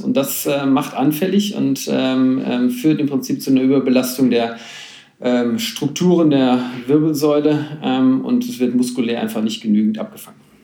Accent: Schwelm, North Rhine-Westphalia, Germany; Ich komme ähm, aus dem Bergischen sozusagen, ähm, hinter Wuppertal, ein kleines Städtchen namens Schwell

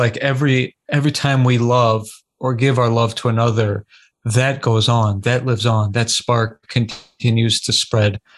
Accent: California, United States; I was born in California

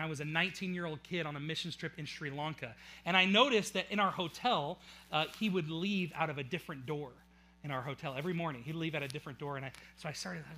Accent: Auburn, United States; I was born in Auburn

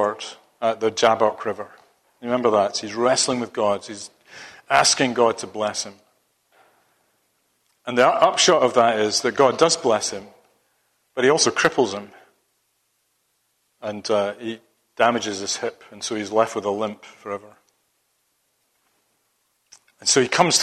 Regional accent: Scotland, United Kingdom; moved away; being a Scotsman

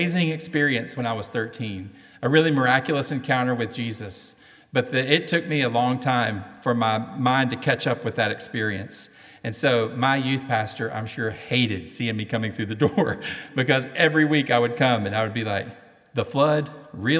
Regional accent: Cleveland, Tennessee, United States; accent: southern; In my hometown, Cleveland, Tennessee, we say we are in the buckle of the Bible Belt. And by the way, if you don't understand my southern accent

